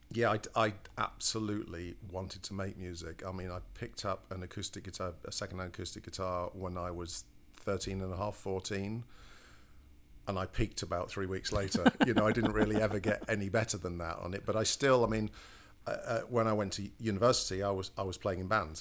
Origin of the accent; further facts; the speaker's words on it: Cleethorpes, Yorkshire and the Humber, United Kingdom; moved away; also born or lived in Grimsby; I'm from a, a, a, real backwater called Cleethorpes